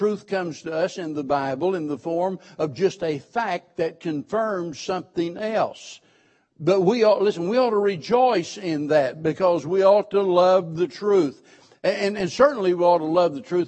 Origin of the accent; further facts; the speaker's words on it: Springfield, Missouri, United States; born and raised in Springfield, Missouri